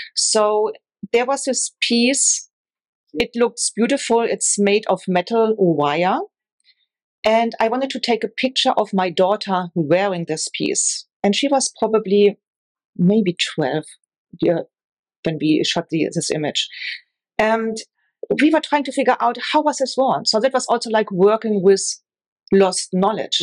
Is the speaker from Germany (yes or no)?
yes; Northern Germany, Germany; moved away; I grew up in Northern Germany